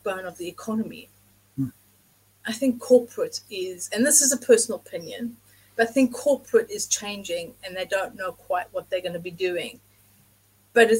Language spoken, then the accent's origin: English; South Africa; now in England; I grew up in South Africa